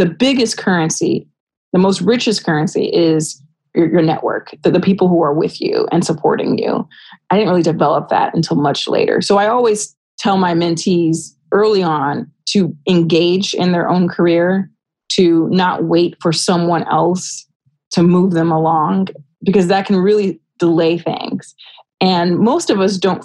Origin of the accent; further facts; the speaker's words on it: Rialto, California, United States; someone who is from my hometown and they understand what it was like to grow up in Rialto, California